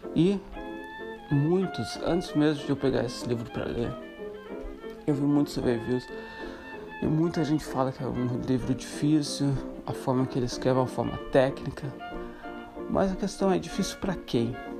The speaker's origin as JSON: {"language": "Portuguese", "region": "Santa Catarina", "country": "Brazil", "tie": "born or raised there", "also_born_or_lived": "Morocco / Ireland / Chile / Greece", "moved": "as an adult", "lives_now": "Netherlands", "said": "sou brasileiro de Santa Catarina, nasci em Santa Catarina, no sul do Brasil"}